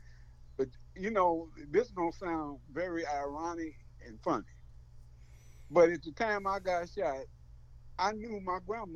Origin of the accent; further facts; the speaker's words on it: Chicago, Illinois, United States; now in Columbia, Missouri, United States; I was brought up in Chicago, Southside.